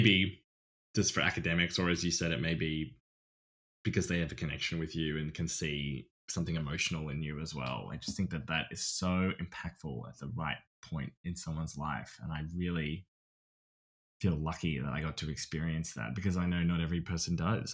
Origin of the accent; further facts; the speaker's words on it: Australia; accent: Australian; moved away as an adult; my accent, I think, is pretty good, st-, my Australian has, I've kept it